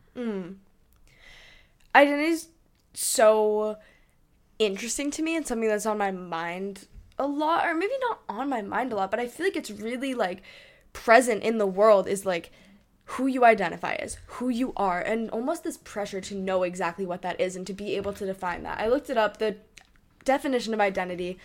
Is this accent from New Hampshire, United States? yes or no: yes; New Hampshire, United States; moved away; also born or lived in Hong Kong; I am from New Hampshire